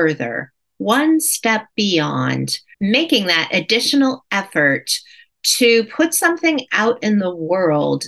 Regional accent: Cleveland, Ohio, United States; my hometown of Cleveland, Ohio

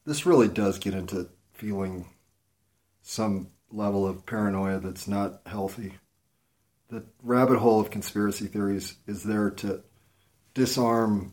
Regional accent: United States; as an American citizen

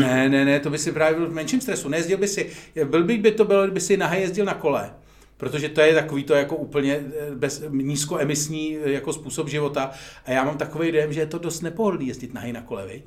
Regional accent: Czechia; My jsme Češi

